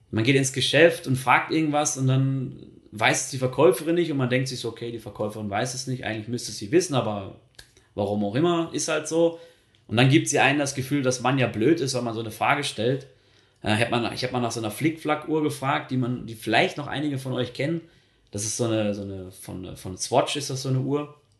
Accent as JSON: {"language": "German", "region": "North Rhine-Westphalia", "country": "Germany", "tie": "born or raised there", "said": "Und wenn ich dann gerade so an meine Heimat denke, im Ruhrgebiet"}